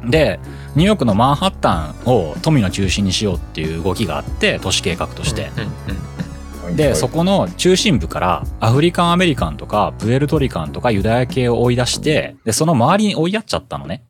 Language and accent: Japanese; Japan; 日本で生まれ育って、日本の感覚しかわからない僕らには